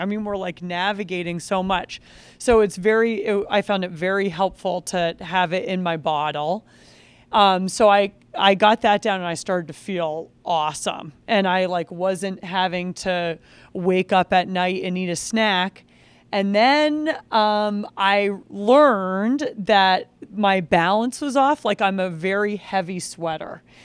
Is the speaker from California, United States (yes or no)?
no; Vermont, United States; I grew up downhill ski racing a, at this ski area in Vermont called Cochrane Ski Area.